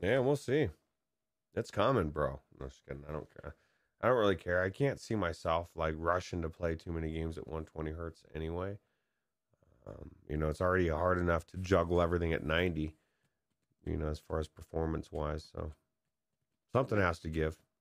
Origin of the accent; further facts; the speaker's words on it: San Dimas, California, United States; moved away; I grew up in San Dimas